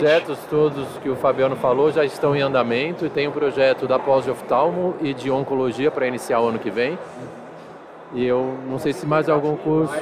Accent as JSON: {"language": "Portuguese", "town": "Santos", "region": "São Paulo", "country": "Brazil", "said": "eu sou de Santos, é, atuei sempre lá em Santos com clínica médica e cirúrgica geral"}